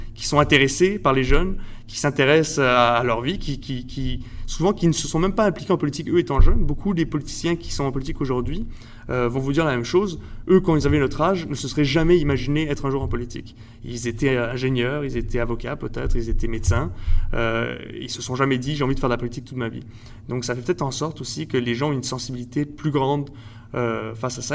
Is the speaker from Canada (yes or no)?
yes; Montreal, Quebec, Canada; also born or lived in Mexico; je suis né au Mexique euh, de parents français et espagnols. Et euh, je suis arrivé au Québec quand j'avais 3 ans, donc en 1997 à peu près. Euh, je suis allé toute ma vie à l'école française à Montréal